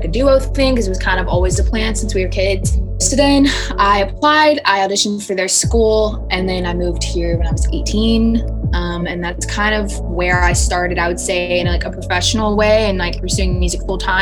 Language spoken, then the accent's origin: English; Brandon, Florida, United States; now in Nashville, United States; I'm from Brandon, Florida. That is a suburb near Tampa, Florida